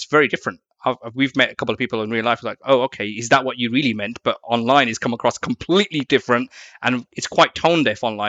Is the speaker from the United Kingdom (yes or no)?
yes; Birmingham, West Midlands, United Kingdom; moved away as an adult; now in London, United Kingdom; I'm coming from Birmingham and living in London